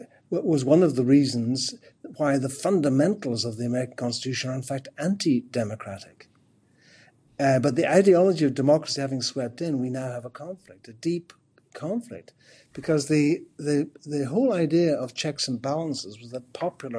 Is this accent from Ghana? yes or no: no; Ireland; I'm Irish.